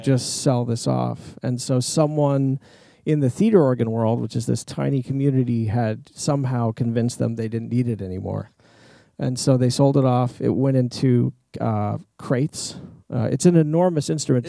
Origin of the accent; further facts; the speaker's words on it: Kyoto, Japan; moved away; growing up in Japan, we had a couple of Japanese instruments around